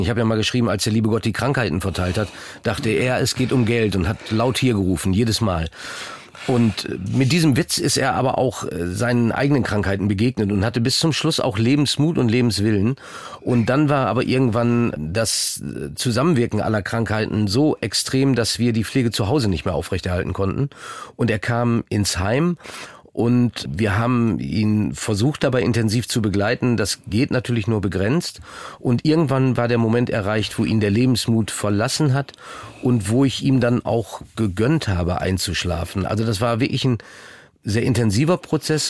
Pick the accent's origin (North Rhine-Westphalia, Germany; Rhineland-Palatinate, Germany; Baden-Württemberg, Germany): North Rhine-Westphalia, Germany; moved away as an adult; Ich bin ja auch aus Ostwestfalen weggegangen